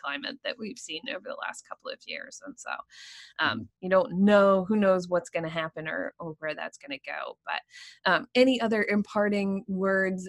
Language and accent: English; Pennsylvania, United States; also born or lived in Washington, D.C. / Rochester, New York; now in Maine, United States; I grew up in Pennsylvania